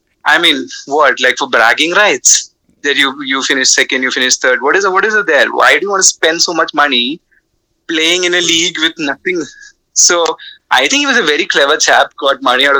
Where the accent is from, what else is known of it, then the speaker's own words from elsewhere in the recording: Kerala, India; somebody growing up in Kerala